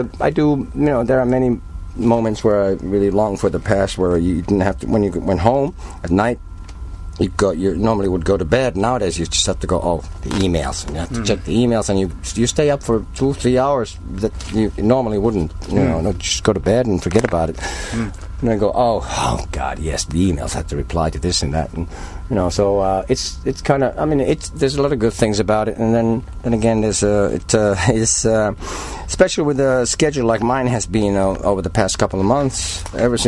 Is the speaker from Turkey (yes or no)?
no; Helsinki, Uusimaa, Finland; also born or lived in Turku; I grew up in Helsinki